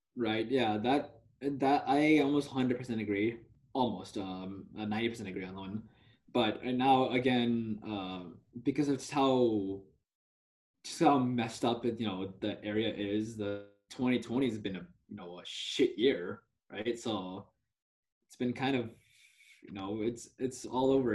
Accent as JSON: {"language": "English", "country": "India", "tie": "born or raised there", "said": "I was born in India"}